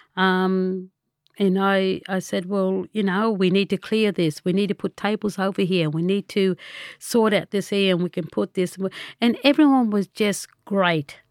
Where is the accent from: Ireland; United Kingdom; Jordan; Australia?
Australia; Tabulam, New South Wales; also born or lived in Lismore, New South Wales / Gundurimba, New South Wales; I'm originally from Tabulum. where I grown up as a small child, but moved to Lismore at the age of ten with my grandmother. And Lismore's been my home.